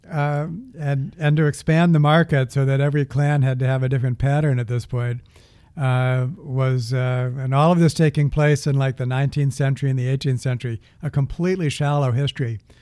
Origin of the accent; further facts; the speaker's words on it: the East, East Coast, United States; I'm from the east